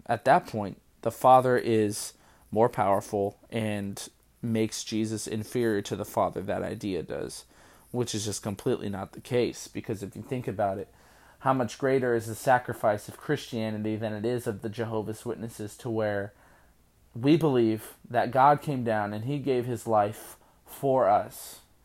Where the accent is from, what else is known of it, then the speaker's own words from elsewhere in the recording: California, United States; when I grew up in California